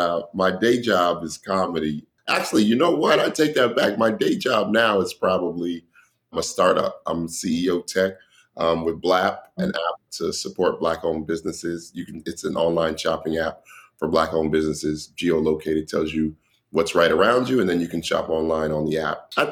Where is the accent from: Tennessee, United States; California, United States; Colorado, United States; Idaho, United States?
Colorado, United States; East Village; now in Brooklyn, United States; I'm from East Village, Colorado, and I'm currently in Brooklyn, New York.